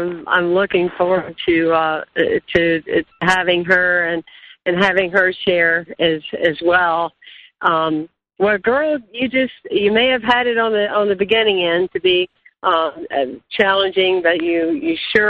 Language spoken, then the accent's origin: English; South Carolina, United States; moved away; I'm from South Carolina, but I don't live in South Carolina, but I'm here now.